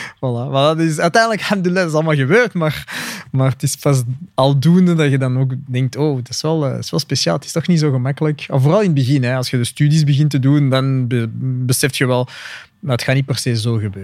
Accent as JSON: {"language": "Dutch", "region": "Flanders", "country": "Belgium", "said": "ik ben gewoon een Vlaming"}